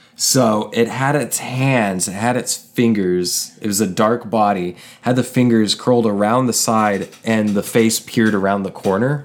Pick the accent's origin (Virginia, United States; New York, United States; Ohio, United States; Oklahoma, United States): Oklahoma, United States; moved away; where I mostly grew up. It's, uh, in the woods in Oklahoma